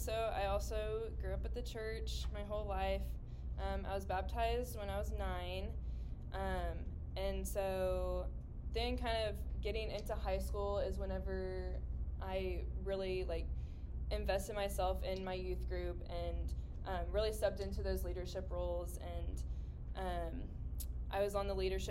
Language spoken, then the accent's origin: English; Edmond, Oklahoma, United States; I grew up in Edmond and stayed in Edmond